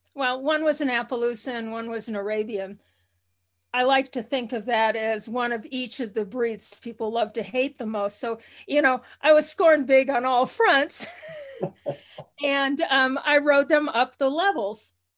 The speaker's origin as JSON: {"language": "English", "region": "Minnesota", "country": "United States", "tie": "born or raised there", "moved": "yes", "said": "I was born about five miles from Canada, uh, and, and, uh, initially lived in Minnesota on a farm"}